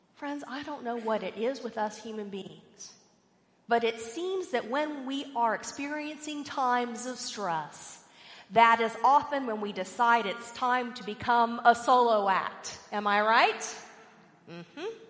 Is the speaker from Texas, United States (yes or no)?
yes; Richardson, Texas, United States; I grew up in Richardson, Texas, if any of you know where that is. It's north of Dallas